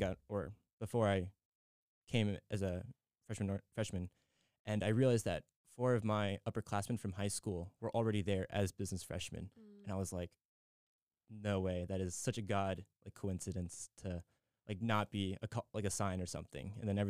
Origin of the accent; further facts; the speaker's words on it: San Diego, California, United States; also born or lived in Maryland; but I was born in Maryland, and then we've been to the California and a couple bits of the East Coast, but I've spent between half to two-thirds of my life in California. So California, San Diego specifically, is definitely my home.